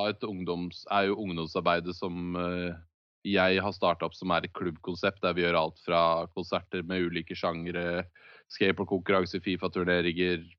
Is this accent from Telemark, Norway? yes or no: yes; Skien, Telemark, Norway; den hylleste hjembyen min, eh, som jeg bor i Skien.